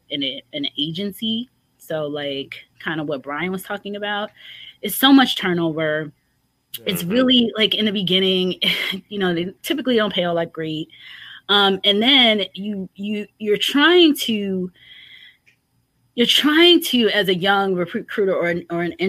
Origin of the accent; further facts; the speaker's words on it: New York, United States; moved away; I'm from New York